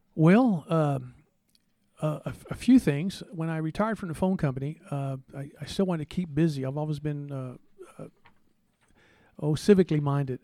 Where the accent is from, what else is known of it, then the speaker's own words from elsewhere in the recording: San Antonio, Texas, United States; moved away as an adult; now in Alpine, United States; I was born in San Antonio, Texas